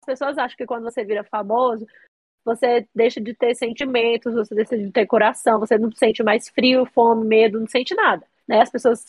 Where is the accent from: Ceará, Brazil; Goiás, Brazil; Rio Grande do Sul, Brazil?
Goiás, Brazil; Paraíso de Goiás; also born or lived in Bahia; eu cresci a vida toda numa cidade é, que fica no entorno do Distrito Federal, em Paraíso de Goiás. Eu nasci na Bahia